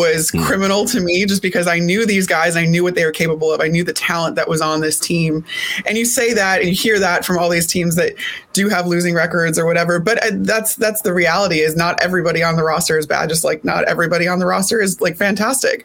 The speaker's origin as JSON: {"language": "English", "town": "Elmhurst", "region": "Illinois", "country": "United States", "tie": "born or raised there", "moved": "yes", "said": "I grew up outside of Chicago"}